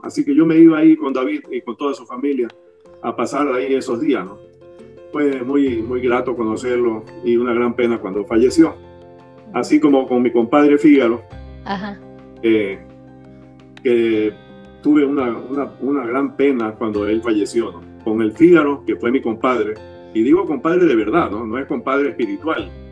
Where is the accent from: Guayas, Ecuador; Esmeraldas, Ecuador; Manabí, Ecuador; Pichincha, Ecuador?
Guayas, Ecuador; Guayaquil; also born or lived in Honduras; nací, nací aquí en Guayaquil